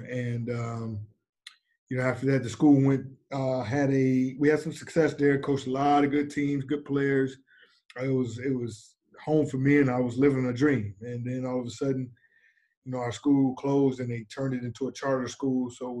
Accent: Muskegon Heights, Michigan, United States; I born and raised in Muskegon Heights, Michigan. Attended Muskegon Heights Public Schools, graduate from there, proud graduate.

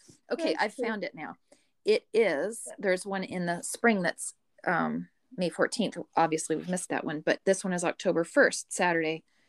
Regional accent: California, United States; I grew up in California

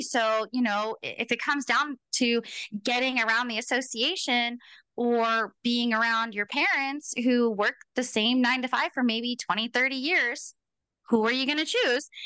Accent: Portland, United States; I'm from Portland

